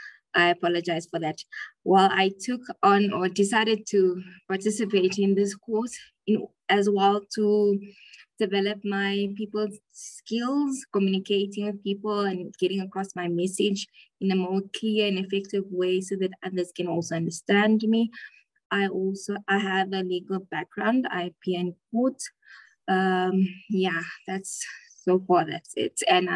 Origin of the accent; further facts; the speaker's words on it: Namibia; I am from Namibia.